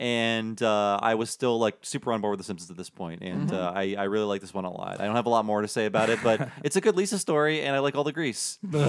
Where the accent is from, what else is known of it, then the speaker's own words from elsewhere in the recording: Ohio, United States; moved away; we lived in Ohio